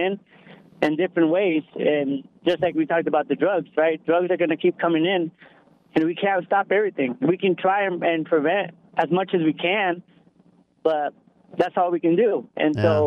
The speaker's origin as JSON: {"language": "English", "region": "Texas", "country": "United States", "moved": "yes", "lives_now": "Whatcom County, United States", "said": "I'm from Texas"}